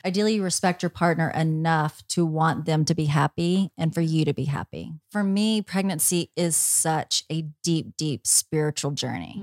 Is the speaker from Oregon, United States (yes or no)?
no; Tennessee, United States; moved away as an adult; now in Los Angeles, United States; I'm from Tennessee